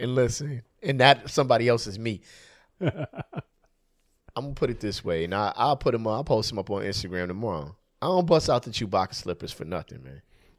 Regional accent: California, United States; I'm from California, man.

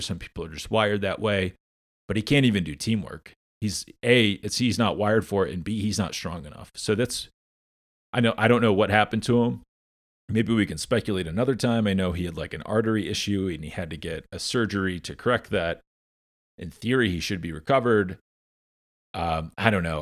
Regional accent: United States; I'm American

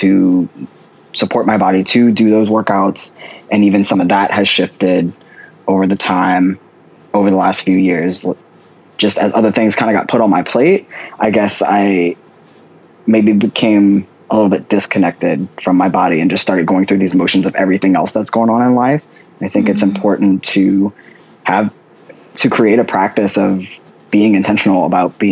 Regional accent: just outside of New Orleans, Louisiana, United States; also born or lived in Washington State; I grew up in Louisiana, just outside of New Orleans

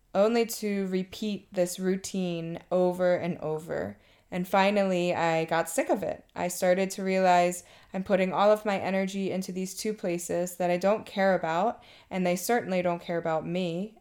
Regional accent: Maryland, United States; moved away as an adult; now in Thailand; I'm from Maryland and have been living in Thailand for two and a half years.

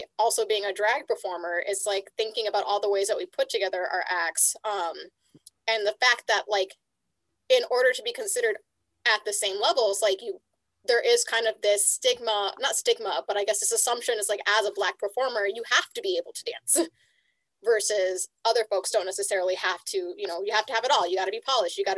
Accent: Los Angeles, California, United States; my hometown

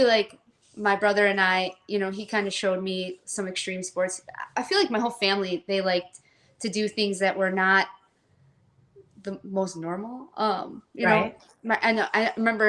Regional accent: McHenry, Illinois, United States; born and raised in a farm town, McHenry, Illinois.

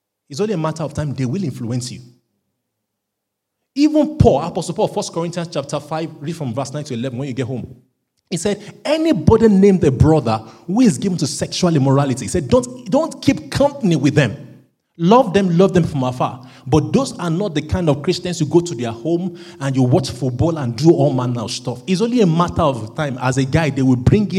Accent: Nigeria; now in United Kingdom; because I'm a Nigerian

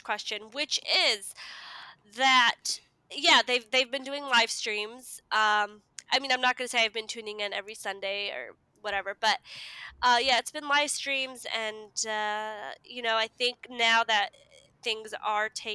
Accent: United States; I was born in America, raised in America

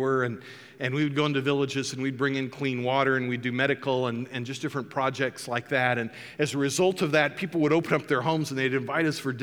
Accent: Kansas City, Missouri, United States; moved away; I did grow up in Kansas City

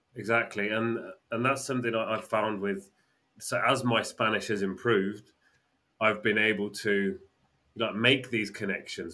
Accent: England, United Kingdom; we're English

